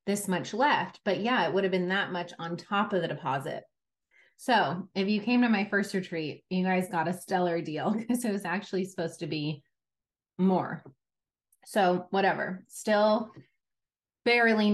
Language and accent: English; New York, United States; I come from New York, where we had to take Regents exams in high school